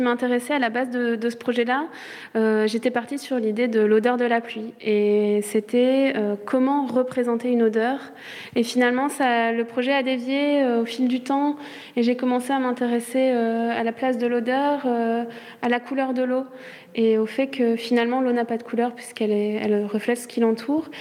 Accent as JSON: {"language": "French", "area": "Charente-Maritime", "region": "Nouvelle-Aquitaine", "country": "France", "moved": "as an adult", "lives_now": "Brussels, Belgium", "said": "je suis française, je viens de Charente-Maritime à la base"}